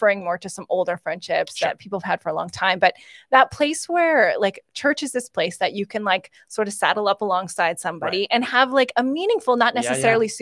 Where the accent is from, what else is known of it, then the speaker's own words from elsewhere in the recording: Esterhazy, Saskatchewan, Canada; moved away; When I was growing up in Saskatchewan